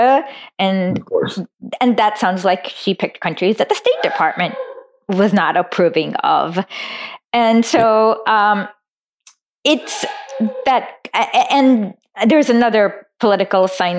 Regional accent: India; moved away; I'm originally from India

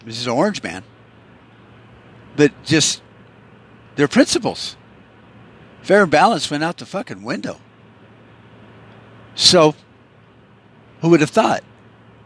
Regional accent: United States; As an American

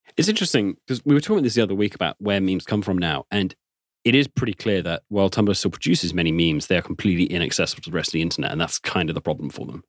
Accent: England, United Kingdom

